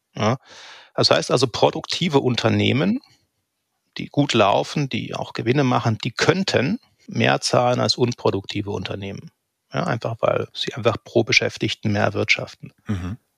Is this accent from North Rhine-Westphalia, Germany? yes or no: no; Eilenburg, Saxony, Germany; ich bin 1978 geboren in Eilenburg. Das ist ein kleines Städtchen so im, im, im Nordosten von Leipzig, Nordsachsen. Und ja, ich habe eine sehr behütete Kindheit gehabt